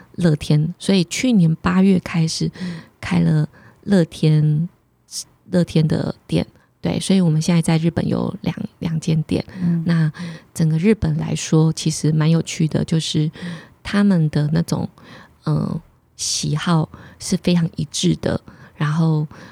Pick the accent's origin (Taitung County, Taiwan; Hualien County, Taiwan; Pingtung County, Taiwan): Pingtung County, Taiwan; Pingtung; 我是屏东人嘛